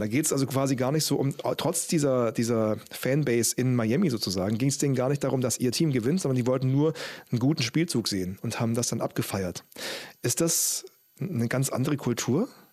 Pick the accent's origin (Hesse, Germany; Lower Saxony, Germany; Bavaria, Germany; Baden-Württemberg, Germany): Baden-Württemberg, Germany; Stuttgart; moved away; VfB Stuttgart natürlich, da komme ich her